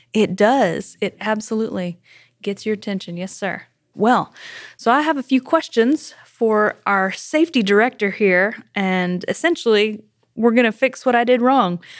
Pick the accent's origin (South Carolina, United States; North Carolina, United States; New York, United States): South Carolina, United States; now in Tennessee, United States; I am from South Carolina.